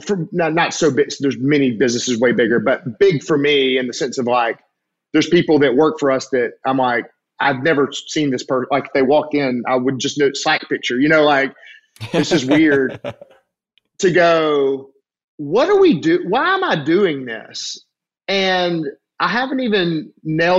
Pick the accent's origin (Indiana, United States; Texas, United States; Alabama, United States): Alabama, United States; I'm from Alabama